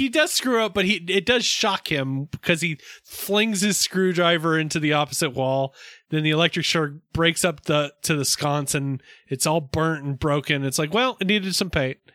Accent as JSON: {"language": "English", "region": "Virginia", "country": "United States", "tie": "born or raised there", "said": "that sounds like where I grew up in Virginia."}